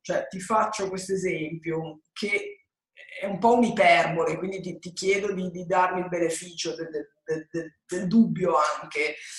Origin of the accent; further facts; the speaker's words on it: Genoa, Liguria, Italy; Io sono nata a Genova, sono italiana